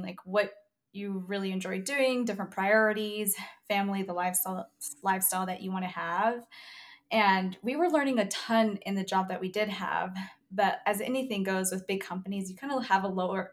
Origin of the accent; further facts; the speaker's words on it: southeast Colorado, United States; moved away as an adult; I'm actually originally from Colorado. I grew up in a small town in the southeast corner, so it's super rural